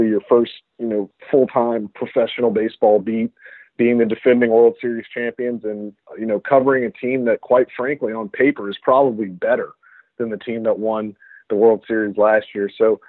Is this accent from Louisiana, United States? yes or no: yes; Baton Rouge, Louisiana, United States; I grew up in Baton Rouge, Louisiana, and I went to LSU